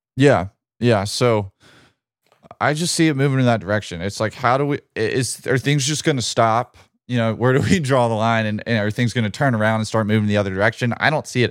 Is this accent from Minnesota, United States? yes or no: no; Birmingham, Alabama, United States; my hometown, Birmingham, Alabama